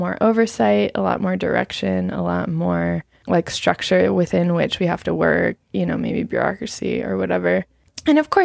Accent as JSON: {"language": "English", "country": "United States", "moved": "yes", "lives_now": "Nepal"}